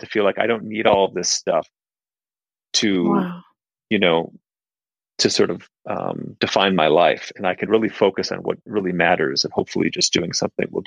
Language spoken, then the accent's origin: English; Minneapolis, Minnesota, United States; moved away as an adult; also born or lived in Kathmandu, Nepal; I grew up in Minneapolis in the Midwest